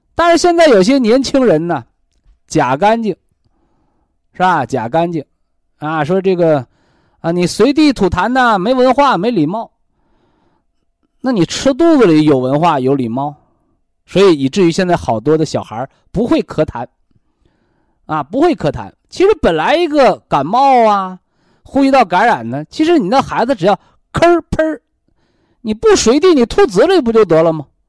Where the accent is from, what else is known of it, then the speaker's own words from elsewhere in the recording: China; 我们中国人